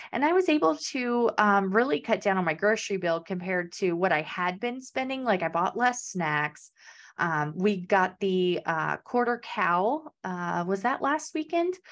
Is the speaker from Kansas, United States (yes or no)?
yes; Kansas, United States; moved away; I'm originally from Kansas, so there's no beach there.